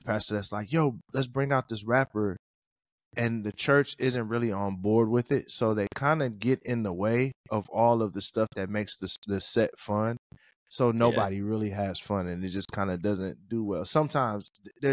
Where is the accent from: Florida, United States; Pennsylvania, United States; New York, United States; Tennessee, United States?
Tennessee, United States; Columbia; growing up in this, like, Columbia, Tennessee, like growing up in the South